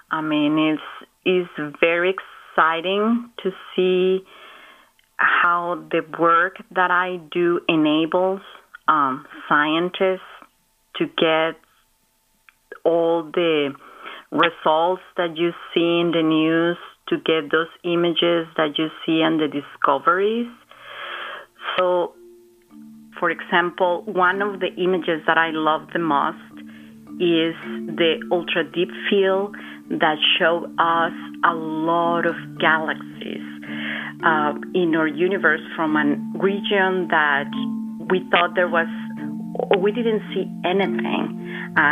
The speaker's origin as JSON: {"language": "English", "town": "Guadalajara", "region": "Jalisco", "country": "Mexico", "tie": "born or raised there", "moved": "yes", "said": "I grew up in Mexico, in Guadalajara"}